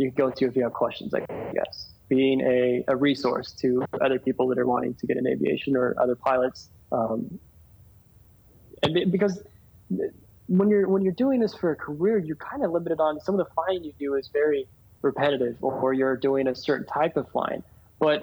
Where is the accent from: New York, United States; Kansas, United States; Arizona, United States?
Arizona, United States; Yuma; moved away as an adult; now in Phoenix, United States; my hometown, Yuma